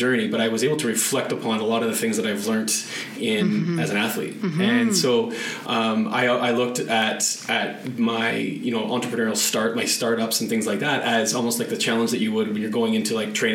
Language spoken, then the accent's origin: English; Canada; being a Canadian kid and in the winters.